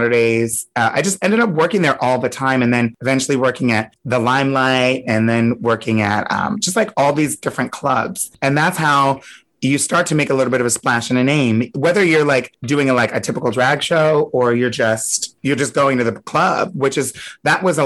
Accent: Delaware, United States; also born or lived in Hershey, Pennsylvania; now in New York, United States; I grew up in Delaware, but I was born in Pennsylvania, in Hershey, Pennsylvania

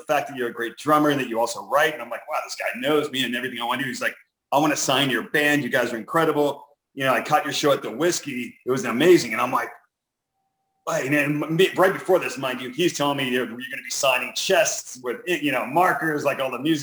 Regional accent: Los Angeles, California, United States; I grew up in the San Fernando Valley

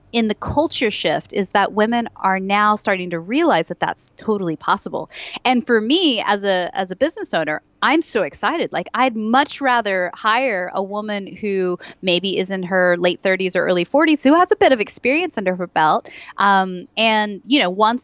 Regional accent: United States; moved away as an adult; now in Nottingham, United Kingdom; me as an American

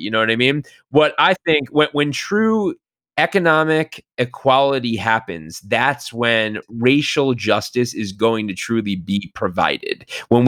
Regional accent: New York, United States; now in Los Angeles, United States; I live in Los Angeles. I'm from New York.

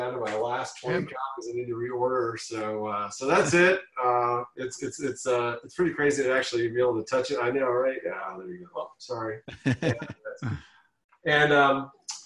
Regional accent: Ann Arbor, Michigan, United States; moved away as an adult; also born or lived in Washington, D.C.; I'm born and raised in Michigan, in Ann Arbor, Michigan

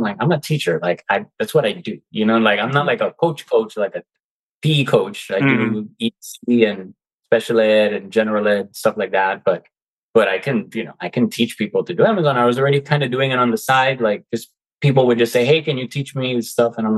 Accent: United States; I was born in the United States, but my family's Cuban. I was raised, my mom taught me both languages.

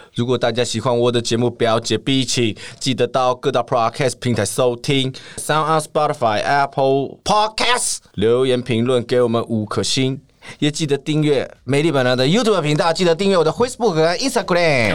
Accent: Taiwan; accent: Taiwanese; 我的台湾腔出现

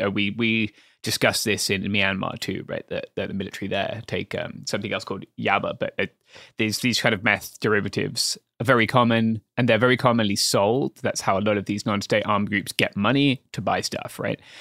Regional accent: England, United Kingdom; as a Englishman

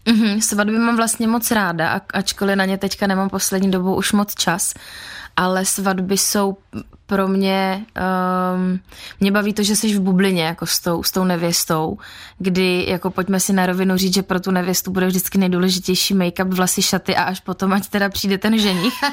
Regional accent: Czechia; u nás v Čechách

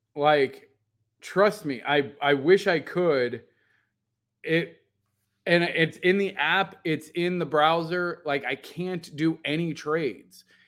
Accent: Midwest, United States; I'm from Midwest

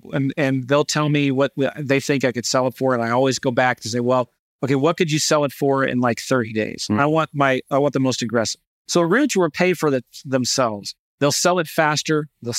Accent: St. Louis, Missouri, United States; Now I'm an investor from St. Louis.

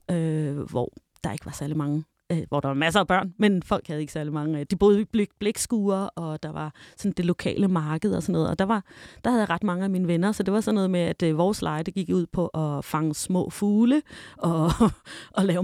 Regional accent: Denmark; jeg kommer fra Danmark

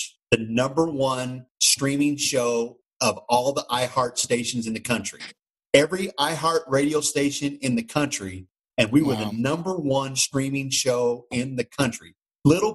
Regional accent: Indiana, United States; moved away as an adult; now in Kentucky, United States; I was born in Indiana. I was raised in Indiana.

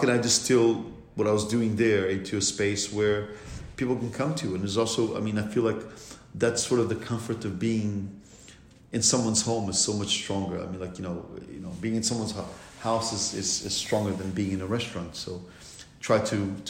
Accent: Lisbon, Portugal; moved away; Lisbon, my hometown

